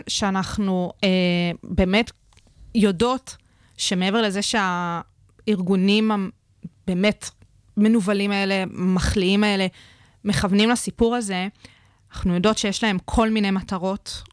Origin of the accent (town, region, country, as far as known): Israel